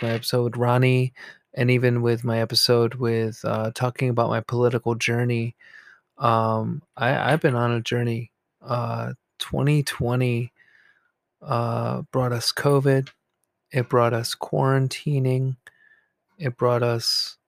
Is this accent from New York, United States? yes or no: yes; New York, United States; now in New Jersey, United States; I live in actually New Jersey, the state of New Jersey. And I'm close to New York City and I grew up in New York.